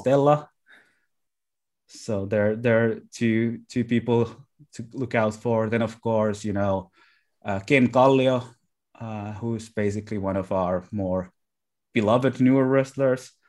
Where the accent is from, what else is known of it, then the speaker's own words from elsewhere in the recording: Lahti, Päijät-Häme, Finland; my hometown of Lahti